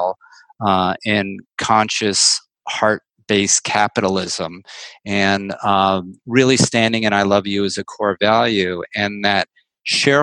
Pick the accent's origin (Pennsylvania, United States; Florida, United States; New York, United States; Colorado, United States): New York, United States; New York City; also born or lived in Woodstock, New York; now in San Francisco, United States; growing up in New York City in the 60s and the 70s was just the most extraordinary petri dish imaginable